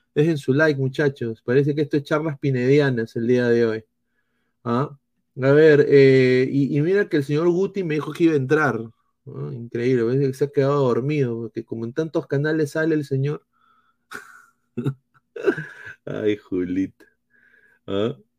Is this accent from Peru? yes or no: yes; Peru; como peruanos